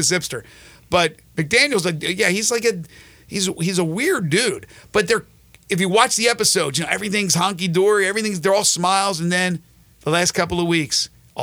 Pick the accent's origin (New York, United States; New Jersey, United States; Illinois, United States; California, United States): New Jersey, United States; now in Memphis, United States; as a kid growing up in South Jersey